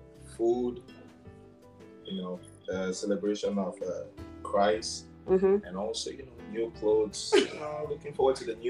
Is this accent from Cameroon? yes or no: yes; Cameroon; moved away; I am from Cameroon.